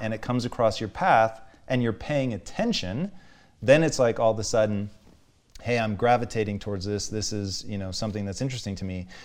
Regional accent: Tacoma, Washington, United States; growing up in Tacoma, dude, it was white people

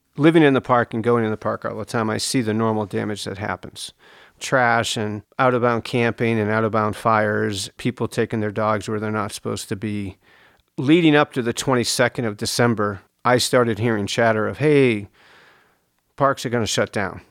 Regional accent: East Coast, United States; now in Joshua Tree, United States; I grew up on the East Coast. I grew up on a farm.

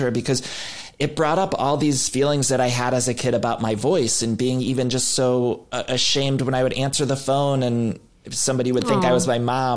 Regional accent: Ohio, United States; moved away; my family and growing up in Ohio

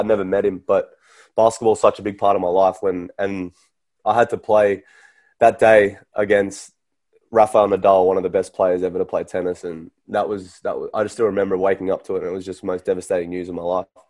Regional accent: Australia; an Australian tennis player playing on tour

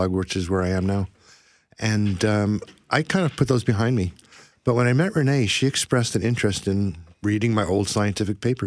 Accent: Ohio, United States; moved away as an adult; now in Vancouver, Canada; I moved up here in 1980 and did grow up in the United States

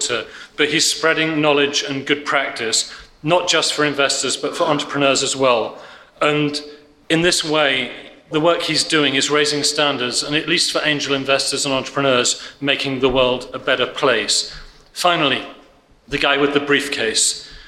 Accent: Krakow, Lesser Poland, Poland; English is a second language

